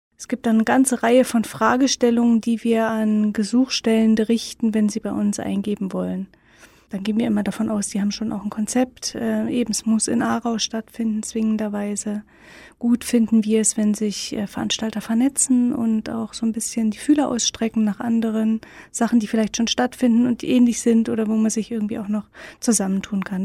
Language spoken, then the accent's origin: German; Berlin, Germany; Ich bin ja in Ostberlin aufgewachsen